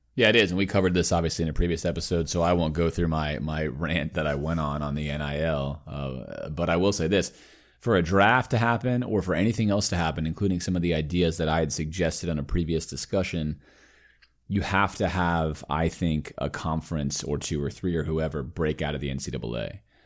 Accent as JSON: {"language": "English", "town": "Miami", "region": "Florida", "country": "United States", "tie": "born or raised there", "said": "growing up in Miami, where I was a Dolphins fan"}